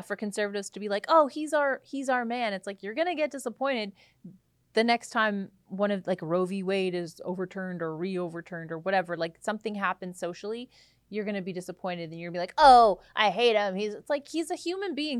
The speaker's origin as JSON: {"language": "English", "country": "Canada", "said": "I'm a Canadian"}